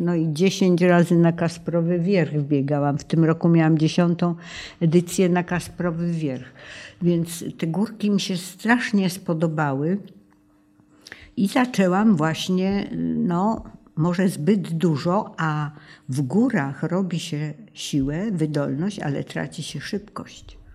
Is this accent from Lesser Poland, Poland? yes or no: yes; Tarnów, Lesser Poland, Poland; born or raised there; also born or lived in Zhovkva, Ukraine / Krynica Górska